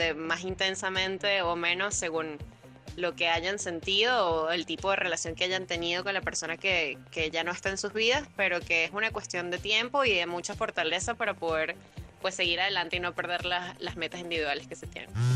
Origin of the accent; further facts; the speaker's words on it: Caracas, Capital District, Venezuela; soy de Caracas, Venezuela